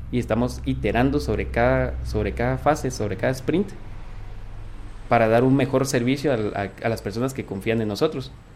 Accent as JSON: {"language": "Spanish", "region": "Quetzaltenango", "country": "Guatemala", "said": "soy de Shela, tengo 22 años."}